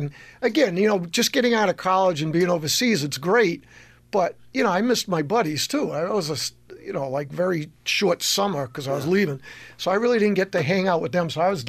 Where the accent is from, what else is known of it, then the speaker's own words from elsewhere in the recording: Massachusetts, United States; moved away as an adult; also born or lived in Chelmsford, Massachusetts / Shrewsbury, Massachusetts / Grafton, Massachusetts; now in Connecticut, United States; I'm originally from Massachusetts